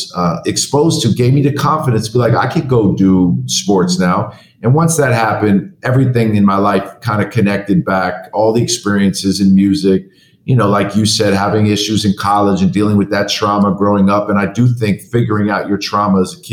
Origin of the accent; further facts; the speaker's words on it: New York City, New York, United States; I grew up in New York City